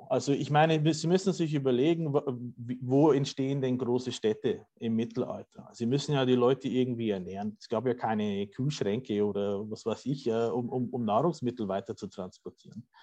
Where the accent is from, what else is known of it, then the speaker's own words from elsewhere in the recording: Bavaria, Germany; ich sage jetzt mal aus meiner Heimat, dem, äh, dem bayerischen äh, Lösshügelland.